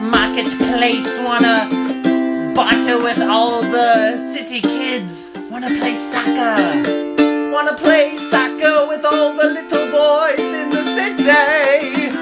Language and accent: English; Alabama, United States; Yeah, like the thing is, like, we grew up in the Alabama shores.